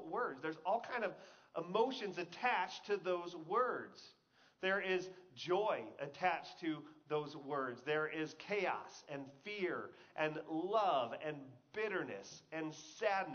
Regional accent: Texas, United States; I grew up in Texas

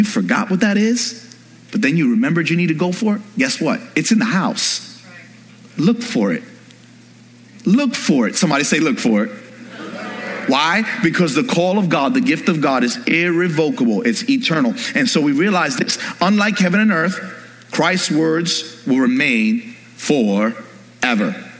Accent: New York, United States; I'm from New York.

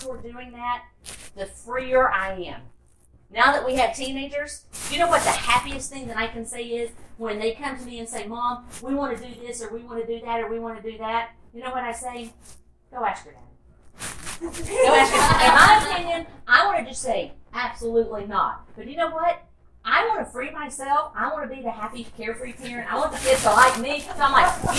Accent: Tennessee, United States; moved away as an adult; also born or lived in Orlando; I grew up in Tennessee

